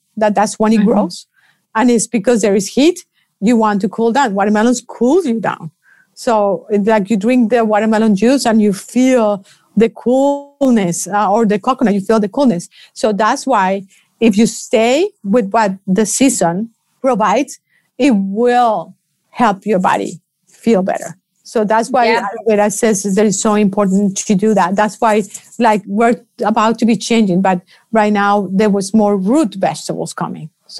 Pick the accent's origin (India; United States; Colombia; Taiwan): Colombia; I'm from Colombia